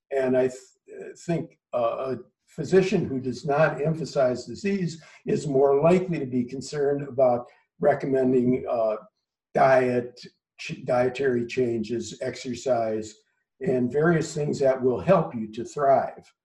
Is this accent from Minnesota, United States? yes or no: yes; Minneapolis, Minnesota, United States; moved away as an adult; also born or lived in Los Angeles; now in Philadelphia, United States; I grew up in Minneapolis, Minnesota. Spent the first 22 or so years of my life